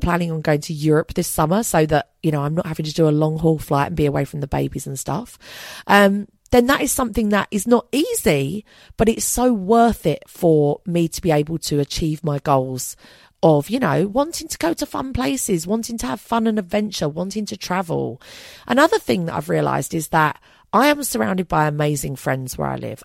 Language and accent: English; London, United Kingdom; I'm also a Londoner. That's how I identify